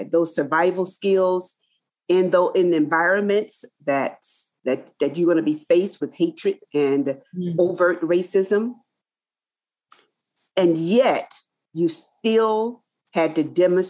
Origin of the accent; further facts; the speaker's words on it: Tougaloo, Mississippi, United States; moved away as an adult; also born or lived in East Lansing, Michigan / Lansing, Michigan; I was born in the South in a small town called Tougaloo, Mississippi.